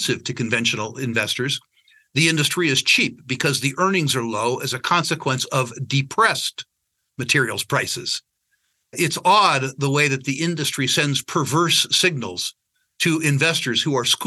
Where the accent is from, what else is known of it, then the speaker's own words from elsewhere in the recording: San Jose, California, United States; I was born in San Jose, California, downtown Silicon Valley